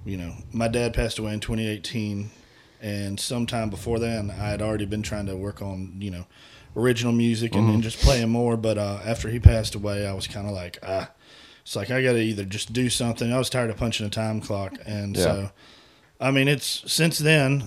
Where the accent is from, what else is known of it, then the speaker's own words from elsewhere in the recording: Houston, Texas, United States; I was born in Houston